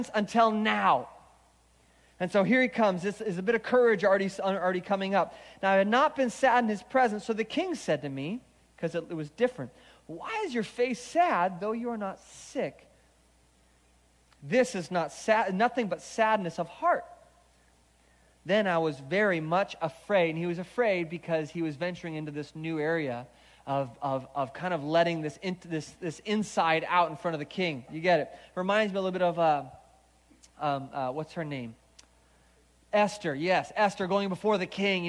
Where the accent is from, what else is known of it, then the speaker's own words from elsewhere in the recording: Seattle, Washington, United States; now in Orange County, United States; I grew up in Seattle